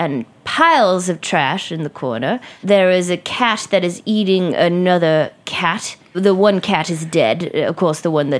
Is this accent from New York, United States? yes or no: yes; Brooklyn, New York, United States; I was brought up right here in Brooklyn.